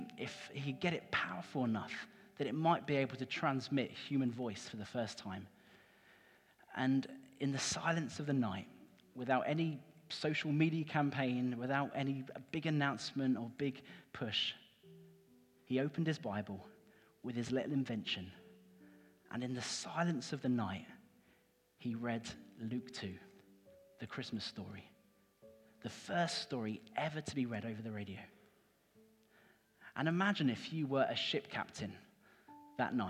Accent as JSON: {"language": "English", "town": "Cambridge", "region": "East of England", "country": "United Kingdom", "tie": "born or raised there", "moved": "as an adult", "lives_now": "Norwich, United Kingdom", "said": "I grew up in Cambridge. So this is like my home city"}